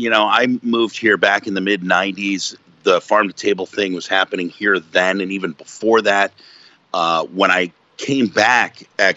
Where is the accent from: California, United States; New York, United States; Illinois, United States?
Illinois, United States; Chicago; now in Vermont, United States; I grew up in Chicago.